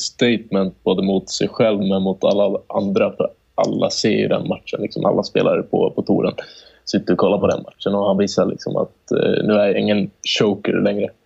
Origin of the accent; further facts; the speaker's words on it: Sweden; vi är svenskar